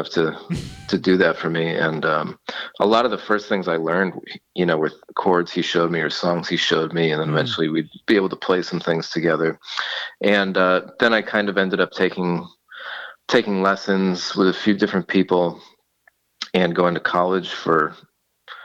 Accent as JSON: {"language": "English", "town": "Agawam", "region": "Massachusetts", "country": "United States", "moved": "yes", "lives_now": "New York, United States", "said": "I'm originally from Agawam, Massachusetts"}